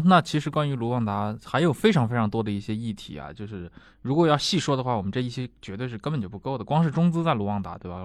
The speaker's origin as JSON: {"language": "Chinese", "country": "China", "said": "值得我们中国人去"}